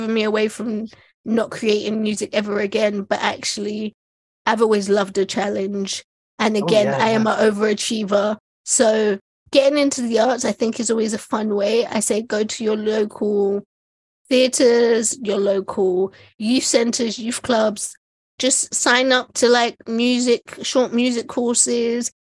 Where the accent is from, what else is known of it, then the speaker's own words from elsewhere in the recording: London, United Kingdom; I grew up in East London.